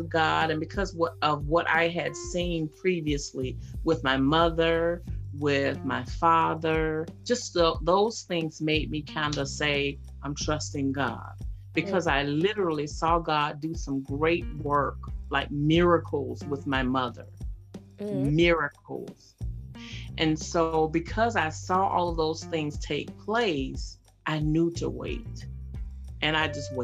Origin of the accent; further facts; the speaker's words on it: West Palm Beach, Florida, United States; I'm from West Palm Beach, Florida